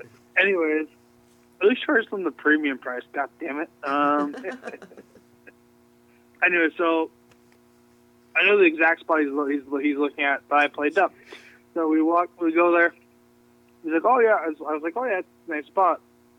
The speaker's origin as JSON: {"language": "English", "town": "Seattle", "region": "Washington", "country": "United States", "said": "I'm not from the area. I'm from the States. I'm from Seattle."}